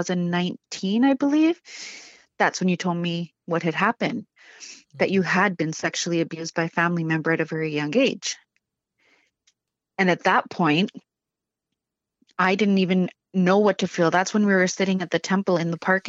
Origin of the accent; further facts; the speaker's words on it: Prince George, British Columbia, Canada; moved away as an adult; also born or lived in Vancouver; growing up in Prince George